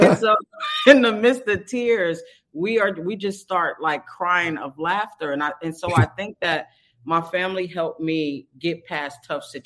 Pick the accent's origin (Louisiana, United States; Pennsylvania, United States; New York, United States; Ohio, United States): New York, United States; now in California, United States; I'm from New York. I actually started out in the projects with Keenan and, let's say 10 kids and my grandparents.